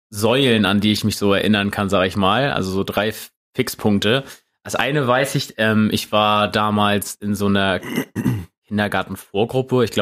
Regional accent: Neumünster, Schleswig-Holstein, Germany; born or raised there

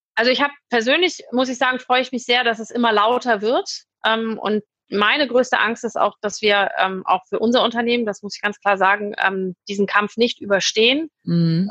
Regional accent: Hamburg, Germany; moved away as an adult; now in Düsseldorf, Germany; Ich komme aus Hamburg ursprünglich

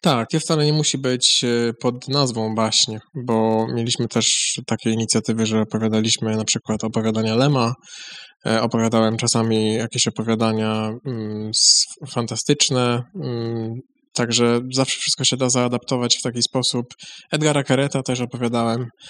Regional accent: Chodzież, Greater Poland, Poland; pochodzę z Chodzieży

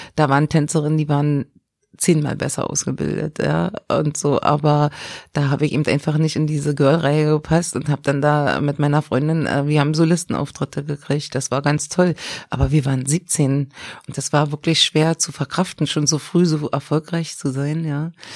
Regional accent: Berlin, Germany; aus Berlin-Lichtenberg, weil da bin ich geboren.

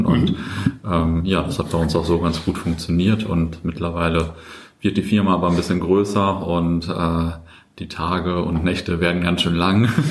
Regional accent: Löhne, North Rhine-Westphalia, Germany; moved away as an adult; also born or lived in Buxtehude; now in Bielefeld, Germany; aufgewachsen in Löhne äh, im äh, Kreis Herford.

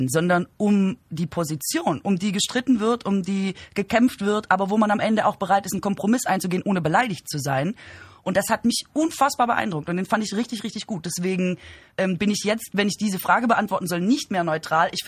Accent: Baden-Württemberg, Germany; Ja, ich komme aus Baden-Württemberg.

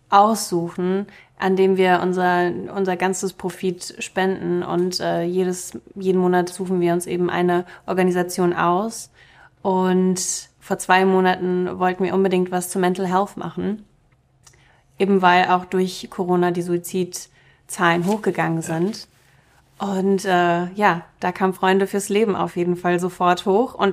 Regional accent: Germany; first language Russian; German is a second language; Meine erste Sprache war auch Russisch. Ich habe erst im Kindergarten Deutsch gelernt

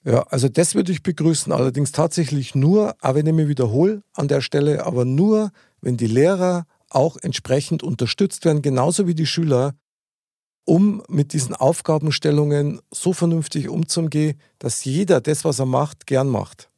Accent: Bavaria, Germany; unser herzliches bayerisches Lebensgefühl

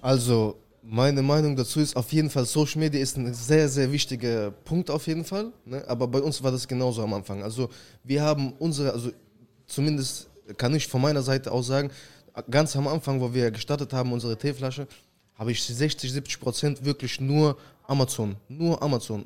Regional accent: Saint Petersburg, Russia; now in Germany; ich komme ursprünglich aus Russland, St. Petersburg. 2004 sind wir mit der ganzen Familie nach Deutschland gezogen.

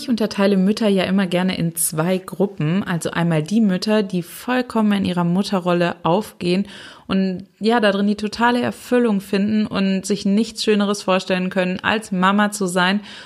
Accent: Germany; hier bei uns in Deutschland

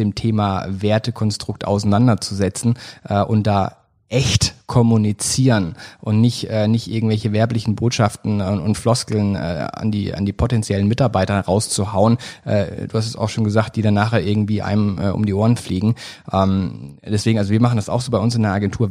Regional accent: Black Forest, Baden-Württemberg, Germany; ich komme aus dem Schwarzwald

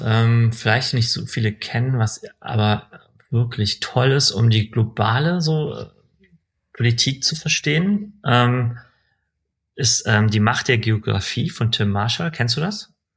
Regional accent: Berlin, Germany; also born or lived in Iran; in, in, in Berlin äh, bin ich dann aufgewachsen

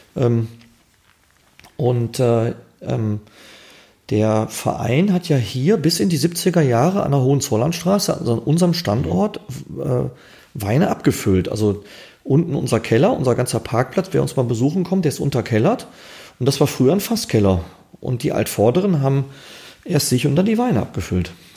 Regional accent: Essen, North Rhine-Westphalia, Germany; also born or lived in Gelsenkirchen; Also ich bin ja ein Kind des Ruhrgebiets, gebürtiger Erler, Schalke, Grenze Schalke und äh, auch im Ruhrgebiet aufgewachsen, dann mit meinen Eltern sehr früh nach Essen

